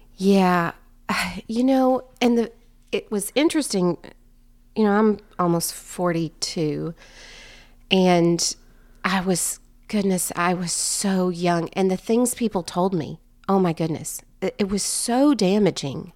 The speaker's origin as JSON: {"language": "English", "town": "Strawberry Plains", "region": "Tennessee", "country": "United States", "tie": "born or raised there", "said": "I grew up in East Tennessee in Strawberry Plains"}